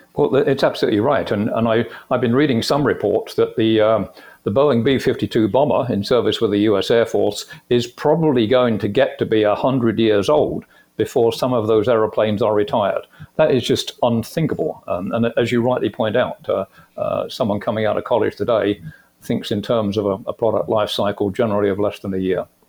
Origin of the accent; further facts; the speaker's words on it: United Kingdom; moved away as an adult; also born or lived in Phoenix; I came from the UK originally. You could probably guess that uh, from my accent.